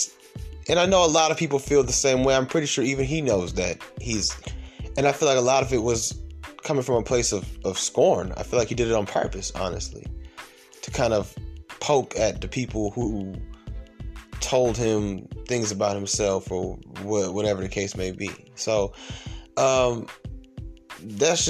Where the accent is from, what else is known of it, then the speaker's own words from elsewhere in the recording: Atlanta, Georgia, United States; I'm from Atlanta